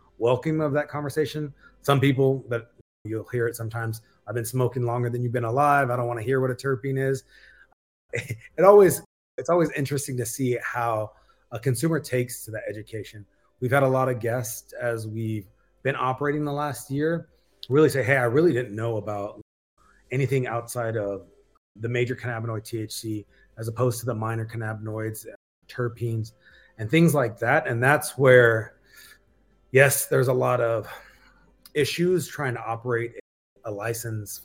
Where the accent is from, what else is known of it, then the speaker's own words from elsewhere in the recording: Baldwin Park, California, United States; moved away; I'm originally from East LA, West Covina, California, Baldwin Park to be exact